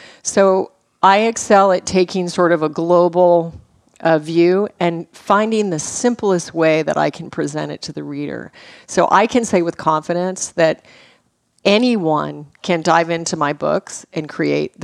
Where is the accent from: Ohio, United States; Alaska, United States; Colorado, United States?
Alaska, United States; moved away; also born or lived in Los Angeles; I was raised in Alaska on game meat